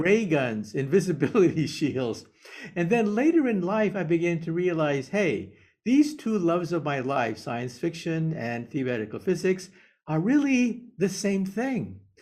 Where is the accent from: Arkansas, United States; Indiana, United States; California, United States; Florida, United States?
California, United States; Palo Alto; also born or lived in San Jose; I was born in San Jose, and I grew up in Palo Alto